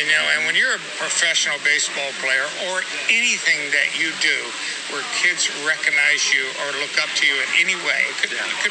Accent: Atlanta, Georgia, United States; I grew up in Atlanta, Georgia, and we did not have the Braves when I was growing up

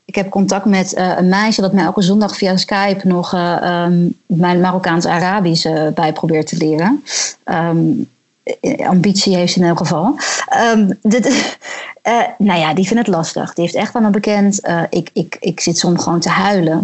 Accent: Netherlands; moved away as an adult; now in Morocco; als Nederlanders

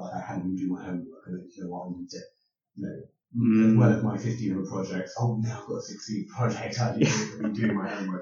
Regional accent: Croydon, London, United Kingdom; I myself am a Croydon boy.

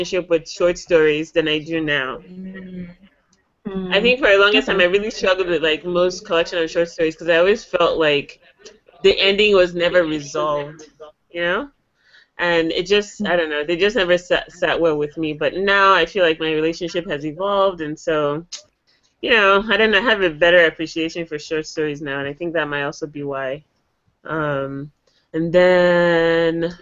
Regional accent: Nigeria; as a Nigerian

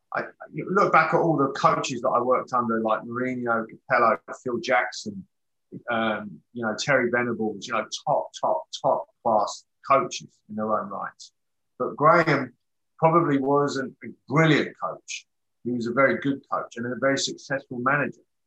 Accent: England, United Kingdom; moved away as an adult; I'm English.

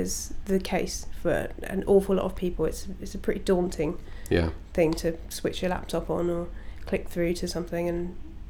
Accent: Canterbury, South East England, United Kingdom; I went back to my hometown and worked in the university library. Which is? Canterbury.

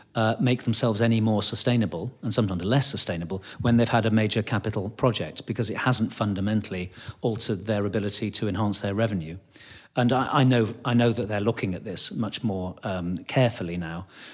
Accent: United Kingdom; I think it's partly to do with kind of being British and being polite.

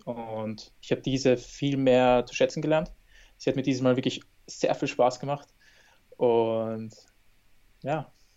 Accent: Austria; in Österreich, meiner Heimat

